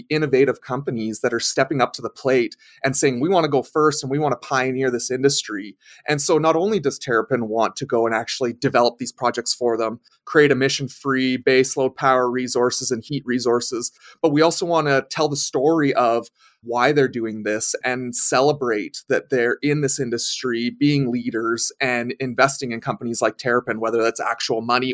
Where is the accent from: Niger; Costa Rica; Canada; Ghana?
Canada; Edmonton, Alberta; Born and raised an Edmontonian, proud Edmontonian